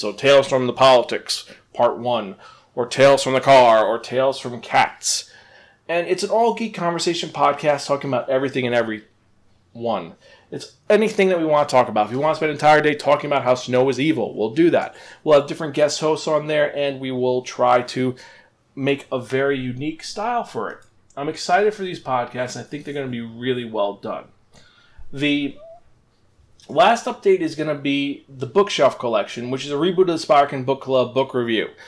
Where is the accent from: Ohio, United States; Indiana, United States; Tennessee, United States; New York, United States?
New York, United States; Upstate; moved away as an adult; also born or lived in Bronx, New York; now in Boston area, United States; I was born in the Bronx, moved upstate, and that's been my life for many, many years.